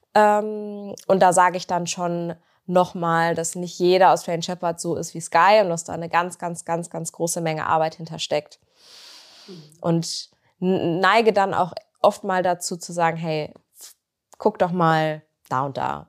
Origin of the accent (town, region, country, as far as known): Bünde, North Rhine-Westphalia, Germany; moved away as an adult; now in Bielefeld, Germany